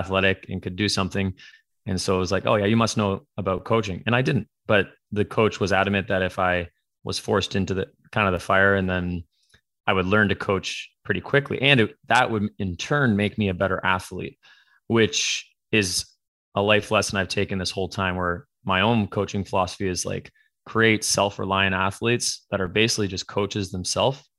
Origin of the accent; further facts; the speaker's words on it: Canada; moved away as an adult; also born or lived in Ontario; now in California, United States; born and raised in Canada